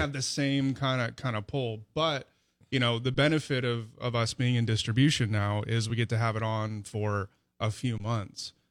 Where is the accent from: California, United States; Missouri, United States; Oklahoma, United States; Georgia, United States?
California, United States; Los Angeles; moved away as an adult; also born or lived in San Diego, California; now in Vicksburg, United States; I'm from Los Angeles originally.